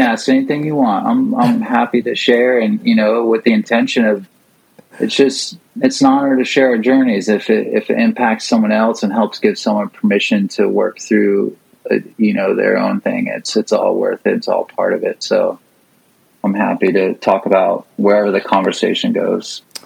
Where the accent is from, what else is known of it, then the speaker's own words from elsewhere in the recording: St. Petersburg, Florida, United States; St. Pete, Florida. Uh, g- uh, grew up